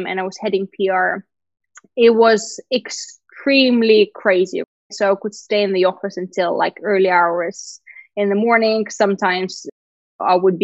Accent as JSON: {"language": "English", "country": "Lithuania", "tie": "born or raised there", "also_born_or_lived": "Sochi, Russia / United Kingdom", "first_language": "Russian", "second_language": "English", "moved": "yes", "said": "I went to a Russian school, but we had to study Lithuanian from pretty much the first grade."}